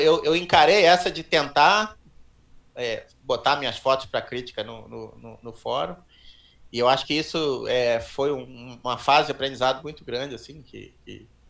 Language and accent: Portuguese; Petrópolis, Rio de Janeiro, Brazil; also born or lived in São Paulo; nasci em São Paulo, me mudei para Petrópolis, comecei a fazer trilha pelo clube de montanhismo lá